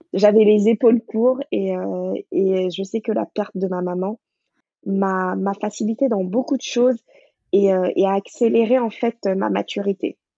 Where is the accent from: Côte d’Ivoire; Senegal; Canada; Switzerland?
Senegal; Dakar; moved away as an adult; also born or lived in Paris region, France; now in France; Moi, je suis née à Dakar, j'ai grandi là-bas, j'ai fait l'école là-bas.